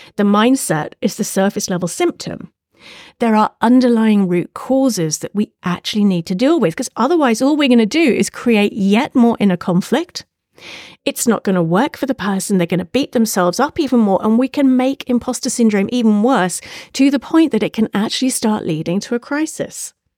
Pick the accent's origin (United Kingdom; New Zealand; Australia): United Kingdom; if you hadn't guessed from my accent, I'm a Brit. I'm from the U K.